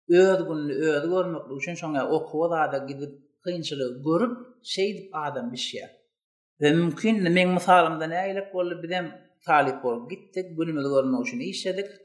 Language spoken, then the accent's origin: Turkmen; Turkmenistan; moved away as an adult; Men türkmen birinci birinji kurs talip